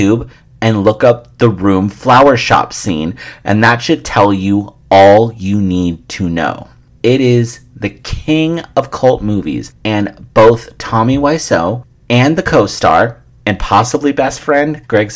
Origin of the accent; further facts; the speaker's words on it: San Francisco, California, United States; it being my hometown